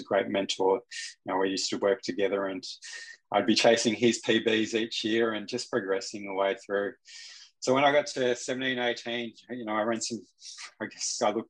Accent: Australia; also born or lived in Newry; growing up in Australia

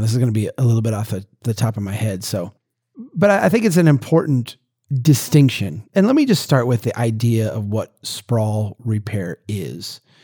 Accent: central Minnesota, United States; my hometown back in eighteen seventy

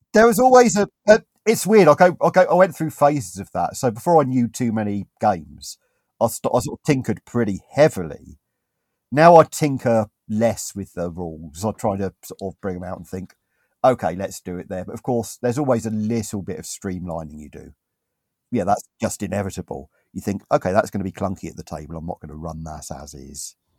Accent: United Kingdom; I'm British

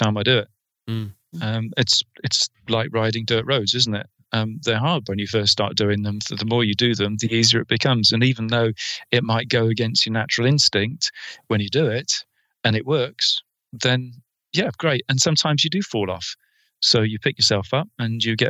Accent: England, United Kingdom; I'm English

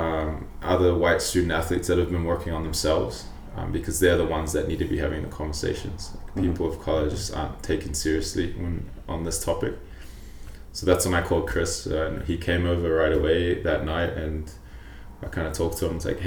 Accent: New Zealand; now in Calgary, Canada; I'm Polynesian, my background, I grew up in New Zealand

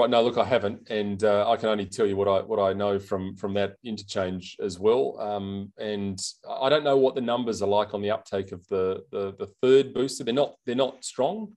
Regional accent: South Australia, Australia; here in, in South Australia, in my home state

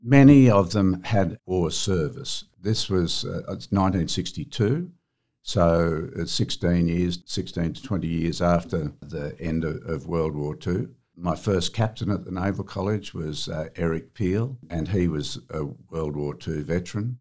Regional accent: Sydney, New South Wales, Australia; I was born in Sydney, and my parents and our home was at Seaforth shortly after

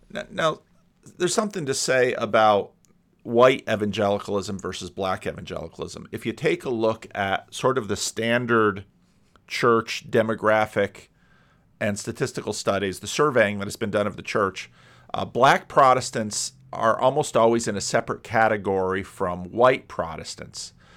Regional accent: Paterson, New Jersey, United States; moved away as an adult; also born or lived in Grand Rapids, Michigan / Dominican Republic / Sacramento, California; I grew up on the East Coast, just outside of New York City

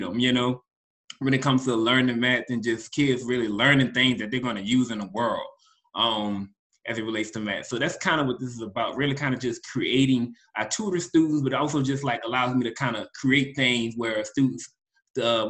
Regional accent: New Orleans, Louisiana, United States; I'm from New Orleans

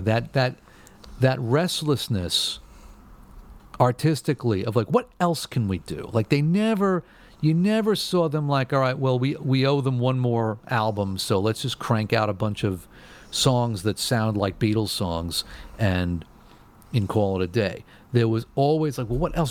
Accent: New York, United States; growing up in New York when you're when you when you live like an hour away from Radio City Music Hall

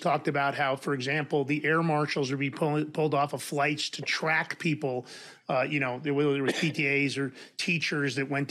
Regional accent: New York City, New York, United States; I grew up in New York.

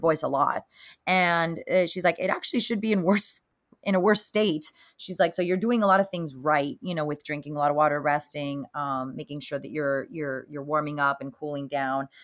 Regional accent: Miami, Florida, United States; now in California, United States; I'm Cuban American from Miami, Florida, born and raised over there.

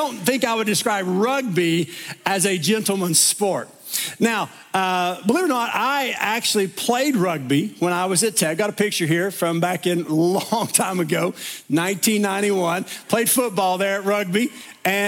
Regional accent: East Tennessee, United States; where I grew up in East Tennessee

